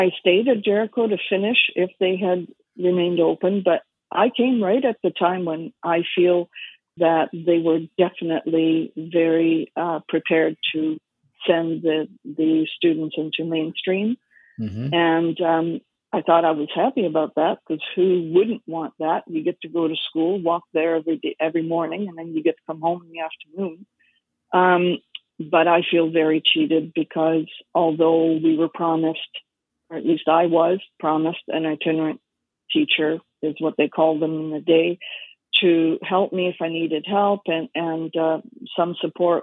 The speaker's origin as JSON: {"language": "English", "town": "Surrey", "region": "British Columbia", "country": "Canada", "tie": "born or raised there", "also_born_or_lived": "Montreal / Vancouver", "said": "We lived in Surrey at the time"}